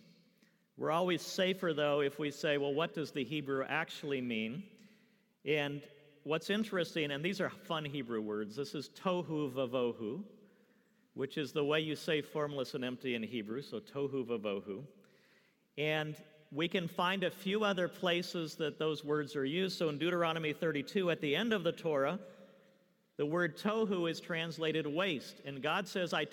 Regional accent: California, United States; moved away; I'm from the West Coast. I grew up in California

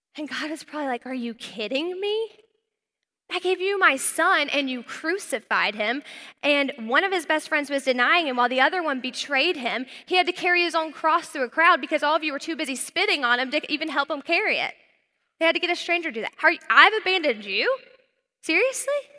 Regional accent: North Carolina, United States; moved away; I was from North Carolina, I was a Southern belle

